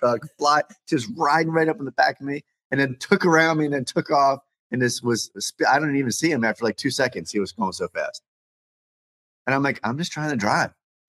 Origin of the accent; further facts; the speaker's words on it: California, United States; I'm from California.